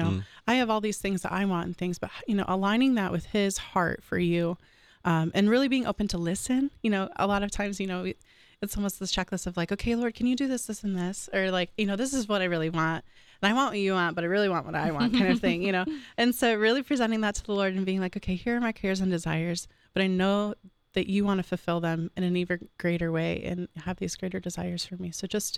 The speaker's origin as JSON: {"language": "English", "region": "Michigan", "country": "United States", "lives_now": "Columbus, United States", "said": "So I kind of had already alluded to that I'm from Michigan."}